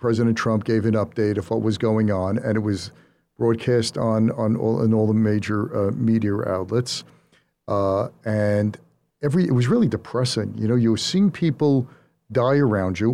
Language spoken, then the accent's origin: English; New York, United States; I'm from New York